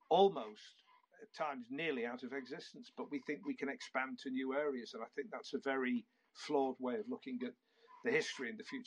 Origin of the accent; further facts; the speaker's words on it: St Helens, North West England, United Kingdom; I'm from St. Helens